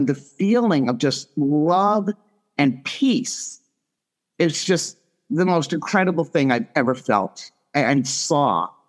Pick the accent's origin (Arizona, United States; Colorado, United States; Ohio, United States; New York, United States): New York, United States; Long Island; Long Island.